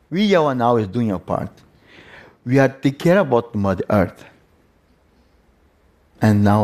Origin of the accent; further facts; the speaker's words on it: Yawanawa community, Acre, Brazil; English is a second language; I come from the Yawanawa community, which is located in the state of Acre in the Brazil Amazon.